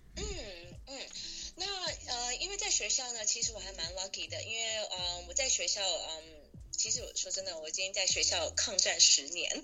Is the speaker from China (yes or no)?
no; Taiwan; moved away; 因为我是台湾人，所以说我爸是商人